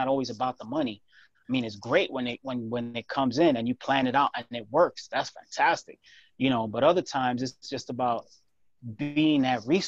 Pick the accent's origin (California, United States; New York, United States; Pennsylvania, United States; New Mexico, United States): New York, United States; growing up in New York